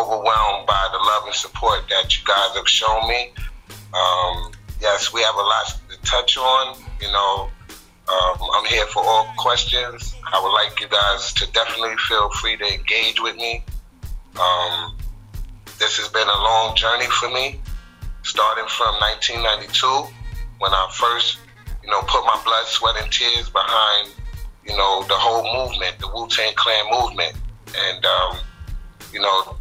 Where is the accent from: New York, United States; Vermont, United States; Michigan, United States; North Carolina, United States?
New York, United States; New York City; also born or lived in Harlem, New York / Brooklyn, New York / Staten Island, New York; I'm from Queens. That's where I was raised since like 10 years old.